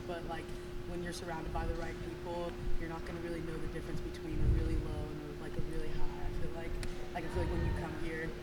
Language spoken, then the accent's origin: English; Columbus, Ohio, United States; now in Pittsburgh, United States; Columbus, Ohio, but I'm Nigerian.